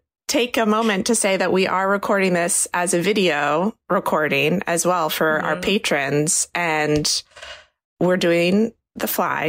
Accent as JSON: {"language": "English", "region": "Eastern Shore of Maryland", "country": "United States", "tie": "born or raised there", "moved": "yes", "said": "I am at home in Maryland where I grew up"}